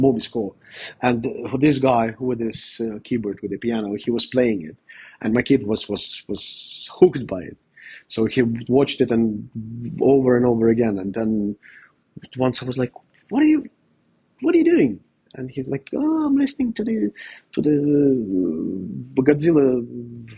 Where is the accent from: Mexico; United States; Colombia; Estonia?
Estonia; I was raised in Soviet Union